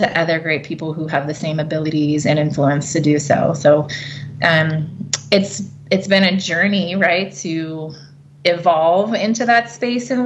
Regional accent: Cincinnati, Ohio, United States; I got my start with my hometown team of the Cincinnati Bengals

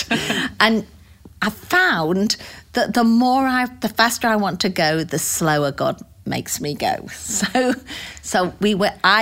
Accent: United Kingdom; moved away as an adult; also born or lived in Phoenix, Arizona / Pawleys Island, South Carolina / Greenville, South Carolina; now in United States; I was born in the United Kingdom 60 years ago to some great parents, and I have one sister. I lived there for about 45 years this time round, and moved to the United States in 2004

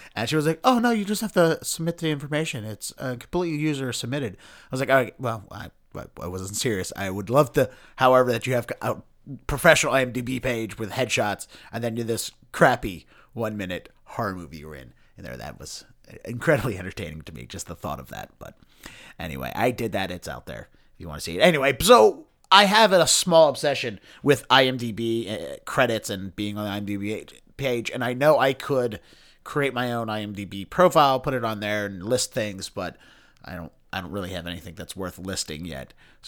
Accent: Baltimore, Maryland, United States; since I'm from Baltimore and you know, Edgar Allan Poe is ingrained in our DNA.

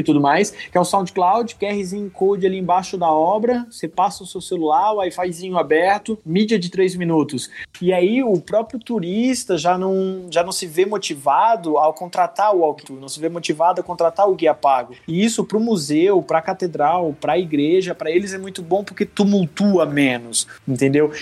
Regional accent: Santa Catarina, Brazil; sou de Santa Catarina, sou do Sul

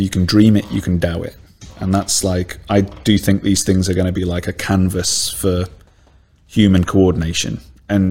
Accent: Stoke-on-Trent, West Midlands, United Kingdom; I'm from Stoke-on-Trent, yeah. I'm a Stokey.

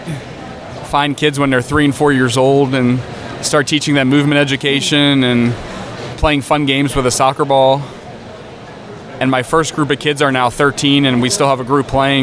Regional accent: Maryland, United States; I grew up in the Maryland area

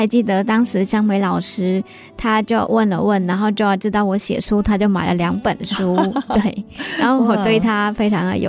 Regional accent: Northern Vietnam, Vietnam; now in Hsinchu, Taiwan; 我是越南的北越。

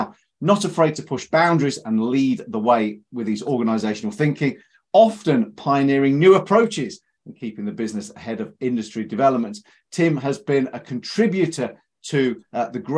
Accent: Leicestershire, East Midlands, United Kingdom; growing up in Leicestershire, we had Leicester Tigers.

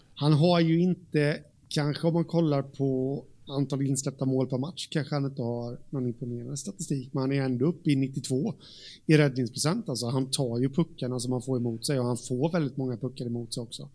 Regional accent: Jönköping, Jönköping County, Sweden; där jag kommer ifrån, eh, här, Jönköping

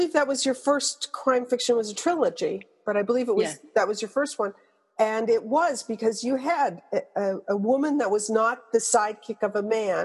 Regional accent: Montreal, Quebec, Canada; moved away; I went to live in my hometown of Montreal, Canada

